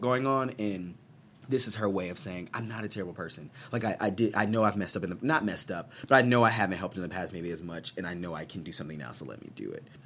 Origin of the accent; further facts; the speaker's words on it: Missouri, United States; I'm I'm from Missouri, which isn't the South